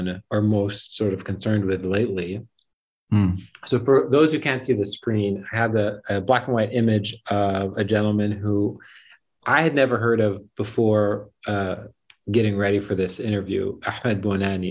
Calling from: Beirut, Beirut Governorate, Lebanon; I'm calling from Beirut right now

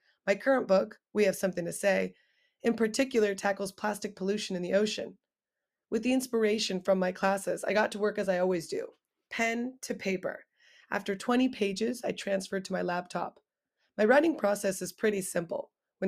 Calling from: El Granada, California, United States; I'm coming in from El Granada, California. It's a small coastal town just south of San Francisco.

